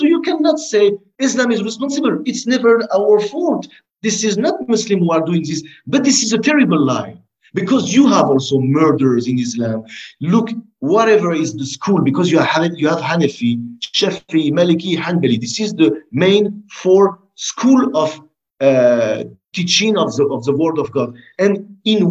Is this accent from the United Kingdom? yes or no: no; France; I grew up with them in France.